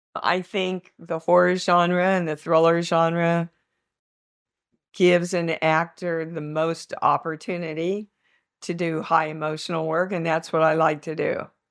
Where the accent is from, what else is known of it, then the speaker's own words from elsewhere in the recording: Kansas, United States; I'm from Kansas.